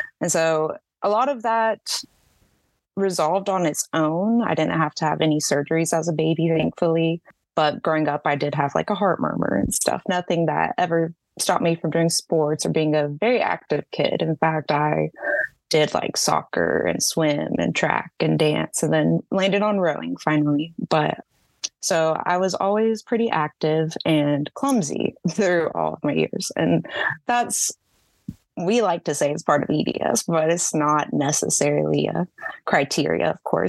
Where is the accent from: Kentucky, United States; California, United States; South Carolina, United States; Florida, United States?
Florida, United States; Jacksonville; also born or lived in Texas; Yes, I'm in Jacksonville, Florida, up northeast.